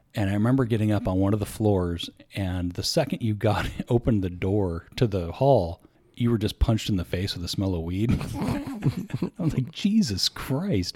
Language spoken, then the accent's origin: English; Bay Area, California, United States; growing up in the Bay Area, if you drive on the freeway without traffic for ten minutes, you've driven through, like, five towns.